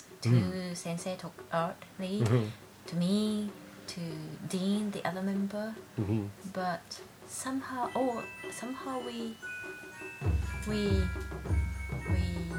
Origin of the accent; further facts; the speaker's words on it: Iida, Nagano, Japan; English is a second language; moved away as an adult; Okay, I'm from Nagano Prefecture, Iida City, very countryside, nothing there but woods.